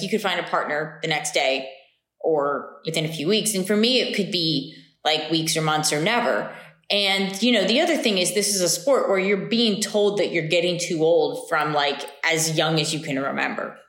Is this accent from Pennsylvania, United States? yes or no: yes; Lancaster, Pennsylvania, United States; also born or lived in Ithaca, New York; now in Houston, United States; I grew up in Lancaster, Pennsylvania.